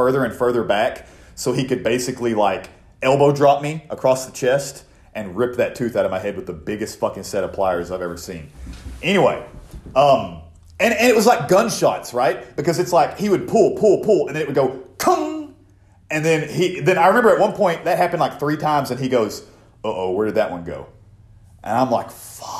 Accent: Oklahoma, United States; my hometown is full of nothing but fucking meth heads. So, anyway. So is the town I live in now. But, anyway, I guess Every town is. This is Oklahoma

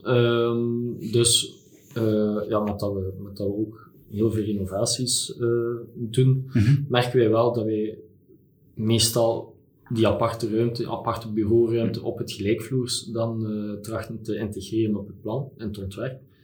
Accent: Belgium

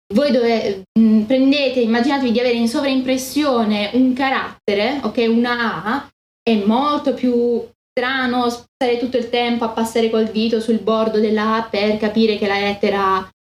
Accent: Italy; io sono italiana

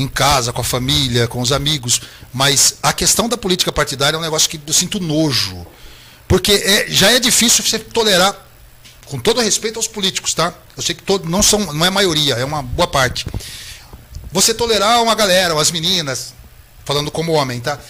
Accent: Brazil; eu sou brasileiro

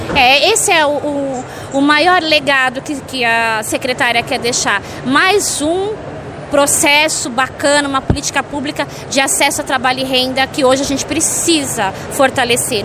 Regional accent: São Paulo, Brazil; Eu sou paulistano.

